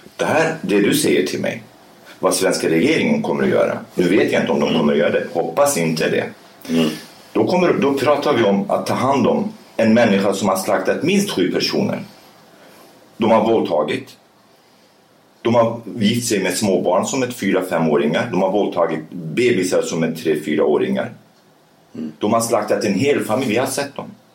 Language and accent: Swedish; Sweden; also born or lived in Rojava, Syria; Jag är kurd, okej, okay, men jag är uppvuxen i Sverige